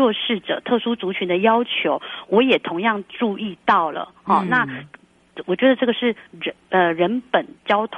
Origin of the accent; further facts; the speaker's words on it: Taiwan; 我们闽南人安龟龟也很平安，也是很福气的。